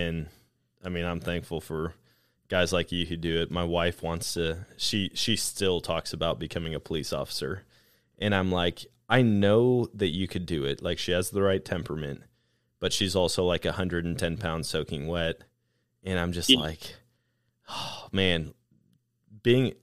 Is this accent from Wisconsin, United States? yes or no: yes; Wisconsin, United States; now in Missouri, United States; growing up in Wisconsin, we had snow pretty consistently